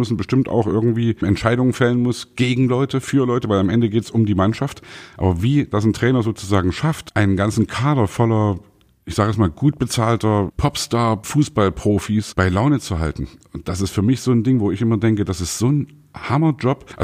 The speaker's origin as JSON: {"language": "German", "town": "Leipzig", "region": "Saxony", "country": "Germany", "said": "ich mache mir nicht nur Freunde damit, aber ich bin Leipziger, RB Leipzig, da hängt mein Herz."}